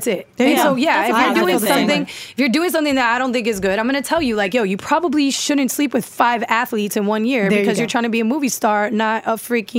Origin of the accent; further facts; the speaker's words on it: Tampa, Florida, United States; I'm from Tampa.